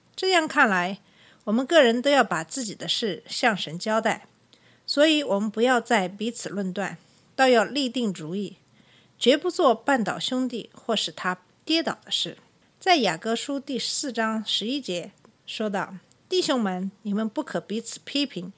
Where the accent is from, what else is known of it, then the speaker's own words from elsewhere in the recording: China; 作为中国人